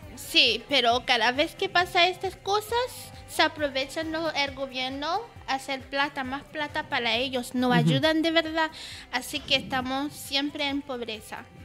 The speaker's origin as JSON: {"language": "Spanish", "country": "Haiti", "moved": "yes", "lives_now": "Chile", "said": "cosas que no tienen aquí en Chile que extraño mucho en mi país"}